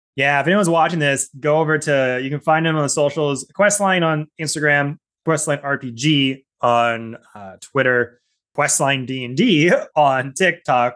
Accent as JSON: {"language": "English", "area": "Southern Gulf Islands", "region": "British Columbia", "country": "Canada", "tie": "born or raised there", "said": "I grew up in the Southern Gulf Islands here in Canada. uh, British Columbia"}